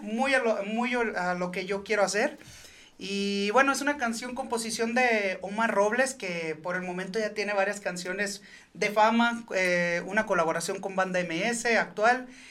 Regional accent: Los Reyes, Michoacán, Mexico; also born or lived in Santa Ana, California; yo soy nacido en Santana, California. Y criado en Los Limones y Los Reyes, Michoacán.

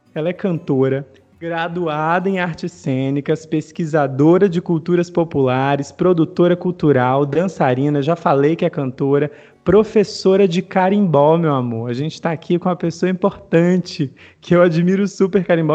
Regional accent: Mossoró, Rio Grande do Norte, Brazil; Eu sou nordestino, eu sou de Mossoró, no Rio Grande do Norte

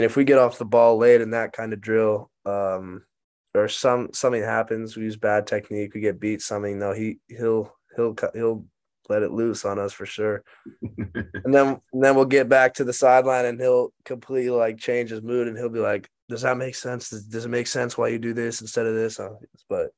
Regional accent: Englewood, Colorado, United States; moved away as an adult; now in Austin, United States; I'm from Inglewood, Colorado. Went to Cherry Creek High School

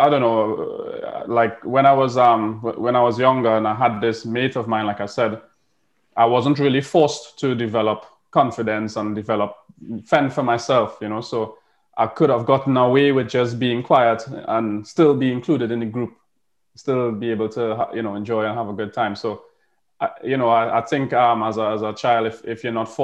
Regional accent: Tobago, Trinidad & Tobago; moved away as an adult; now in United Kingdom; I grew up in Tobago.

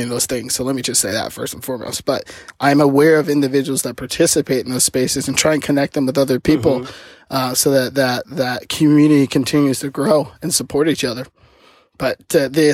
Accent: the South, United States; I grew up in the South

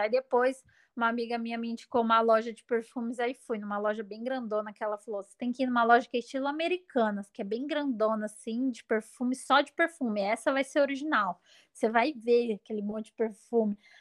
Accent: Brazil

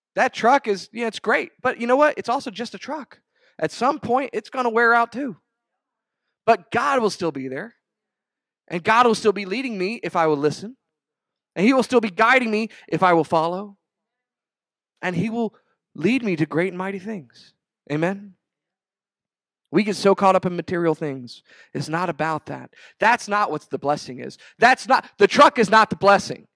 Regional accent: Rio Grande Valley, Texas, United States; growing up in the Rio Grande Valley

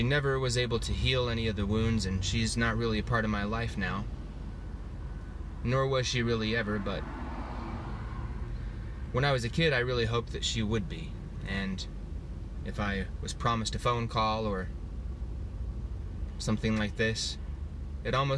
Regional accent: Utah, United States; I'm from Utah, home of the Mormons, which I was as a child.

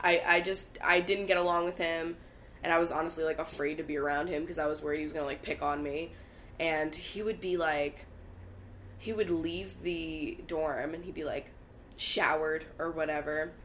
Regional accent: Bucks County, Pennsylvania, United States; Bucks County, which is where I'm from

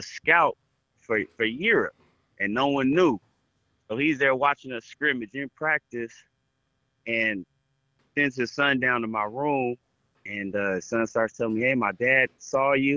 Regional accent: Fresno, California, United States; also born or lived in Belgium; I'm from Fresno.

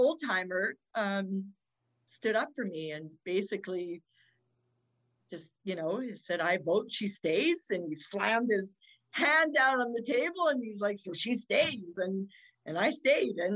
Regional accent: Fort St. John, British Columbia, Canada; also born or lived in Kamloops, British Columbia / Dawson Creek, British Columbia; now in Calgary, Canada; I was born in Kamloops, BC, but then I grew up in Fort St. John and Dawson Creek

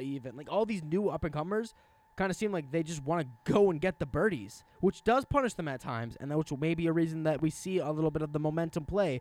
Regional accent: Wisconsin, United States; I'm from Wisconsin

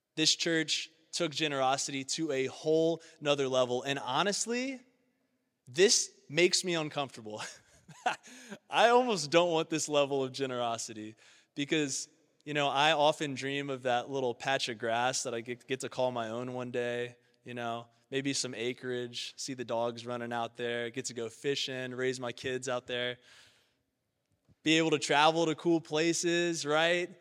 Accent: Baton Rouge, Louisiana, United States; now in Cincinnati, United States; I was born in South Louisiana, Baton Rouge, the seat to the capital of Louisiana

